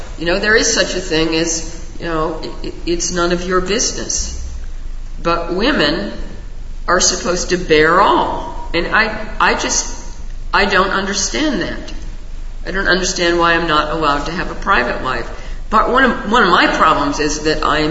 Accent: Raleigh, North Carolina, United States; the town where I grew up in Raleigh, North Carolina

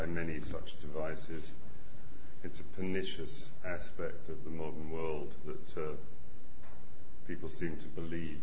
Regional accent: London, United Kingdom; I grew up in the Hampstead Garden suburb in North London

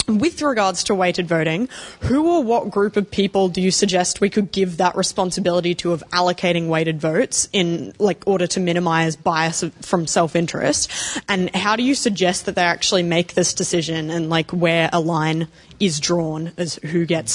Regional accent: Australia; I'm an Australian. I'm just here touristing at the moment.

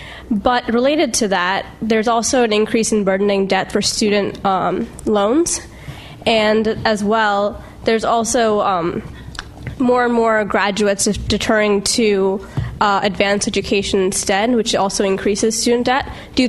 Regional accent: Cleveland, Ohio, United States; moved away; I'm from Cleveland, Ohio.

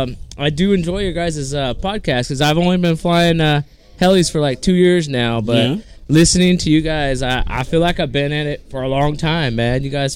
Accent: Damascus, Oregon, United States; I'm from Oregon. Field of Screams down there in Damascus.

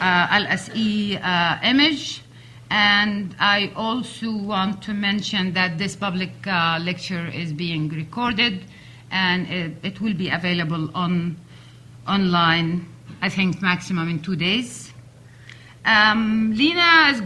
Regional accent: Gaza, Gaza Strip, Palestine; I'm from Gaza

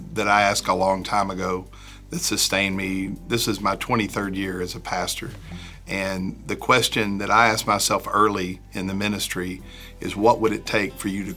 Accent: the South, United States; we assume they know stories of the Bible because we grew up in the South.

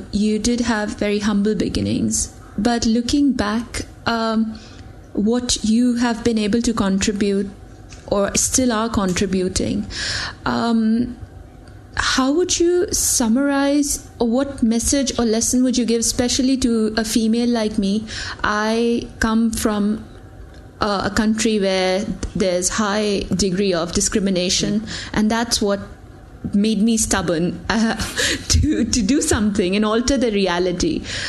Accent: Pakistan; moved away as an adult; now in London, United Kingdom; I'm from Pakistan

